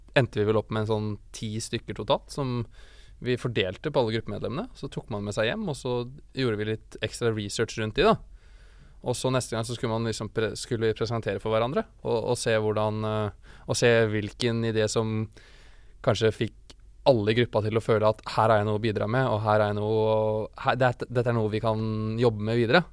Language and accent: Norwegian; Hamar, Innlandet, Norway; jeg kommer fra Hamar